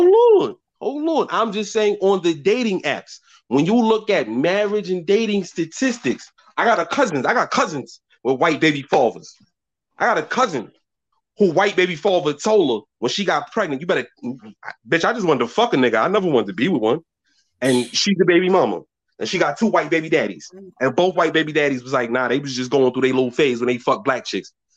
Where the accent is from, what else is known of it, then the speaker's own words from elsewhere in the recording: New York City, New York, United States; I'm from Brooklyn.